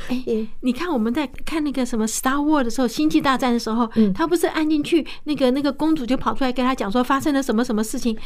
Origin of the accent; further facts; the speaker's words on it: Fujian, China; 我是福建人